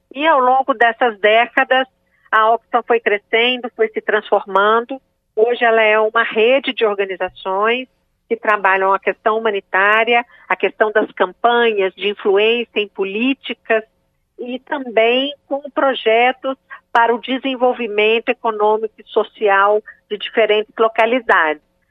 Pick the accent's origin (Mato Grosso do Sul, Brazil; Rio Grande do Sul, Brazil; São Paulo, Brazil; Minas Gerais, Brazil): Minas Gerais, Brazil; Belo Horizonte; sou de Minas Gerais, de Belo Horizonte